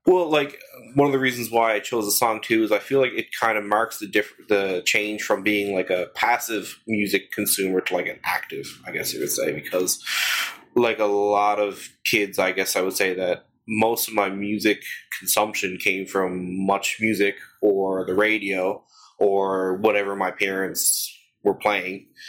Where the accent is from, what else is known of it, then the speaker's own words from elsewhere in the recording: St. John's, Newfoundland and Labrador, Canada; also born or lived in Mount Pearl, Canada; I'm from born and raised in St. John's, and, and I live in, in St. John's, Mount Pearl now